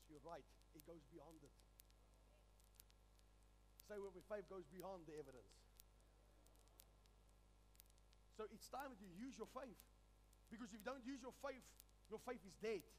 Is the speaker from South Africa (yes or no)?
yes; South Africa; I'm a South African.